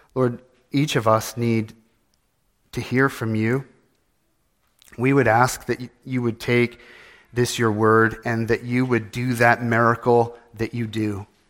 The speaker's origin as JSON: {"language": "English", "region": "California", "country": "United States", "tie": "born or raised there", "moved": "yes", "said": "I was born in California"}